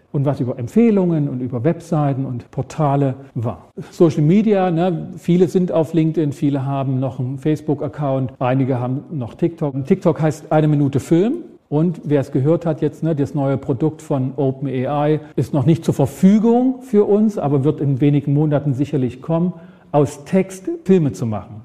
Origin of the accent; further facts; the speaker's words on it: Ore Mountains, Saxony, Germany; Ich komme aus dem Erzgebirge, Berge, da musste ich oft schieben als Kind.